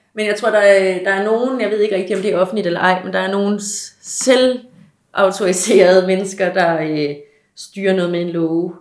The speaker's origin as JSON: {"language": "Danish", "country": "Denmark", "said": "som dansker"}